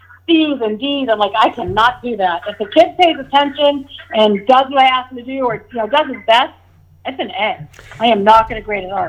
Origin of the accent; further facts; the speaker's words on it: Rye, United States; Probably on the boat, fishing. Yeah, fishing for lobsters off the dock.